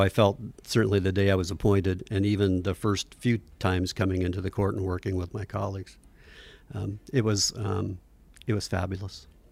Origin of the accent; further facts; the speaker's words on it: Fairbanks, Alaska, United States; I grew up in Fairbanks when it was maybe a 15,000 person town